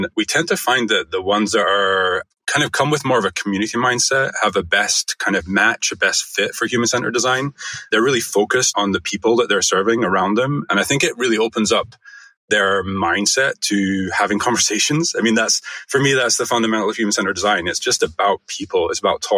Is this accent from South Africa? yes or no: no; Scotland, United Kingdom; moved away as an adult; now in United States; I'm not originally from here. So I grew up in Scotland and started my career in the UK. I moved to the US 17 years ago